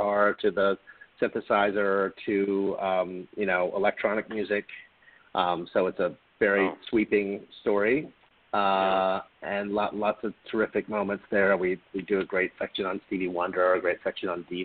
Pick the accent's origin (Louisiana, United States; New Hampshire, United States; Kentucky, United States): Kentucky, United States; Louisville; moved away; I grew up in Louisville, Kentucky